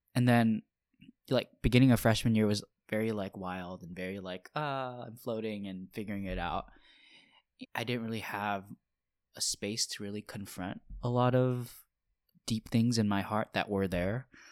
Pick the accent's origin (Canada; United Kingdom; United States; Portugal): United States; Honolulu, Hawaii; now in Philadelphia, United States; I'm originally from Honolulu, Hawaii